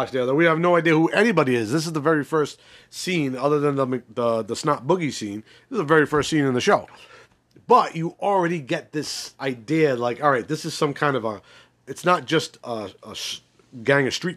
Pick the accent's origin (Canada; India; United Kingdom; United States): United States; Northeast; I'm not from Baltimore. I'm from the Northeast.